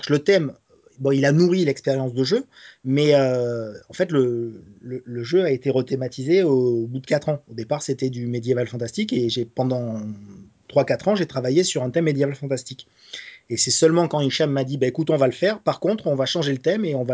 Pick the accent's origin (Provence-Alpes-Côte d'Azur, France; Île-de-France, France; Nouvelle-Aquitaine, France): Provence-Alpes-Côte d'Azur, France; Nice